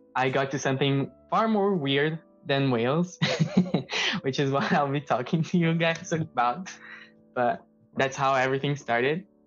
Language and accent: English; São Paulo, Brazil; moved away as an adult; I am from Brazil. I'm from São Paulo